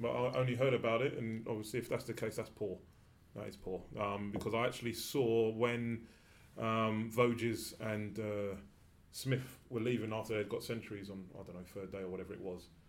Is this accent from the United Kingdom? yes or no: yes; England, United Kingdom; I'm an Englishman